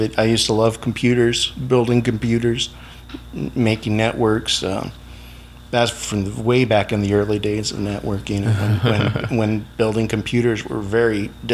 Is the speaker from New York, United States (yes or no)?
no; Blythe, California, United States; also born or lived in Yuma, Arizona; now in Mohawk Valley, United States; I was born here, but I only lived here until about 2 years out in the North Yuma Valley. And I grew up in Blythe, which is just up the river a ways